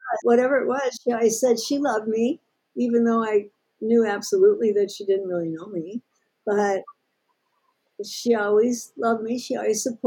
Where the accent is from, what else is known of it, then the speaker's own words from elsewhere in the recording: St. Louis, Missouri, United States; I was born in St. Louis and grew up there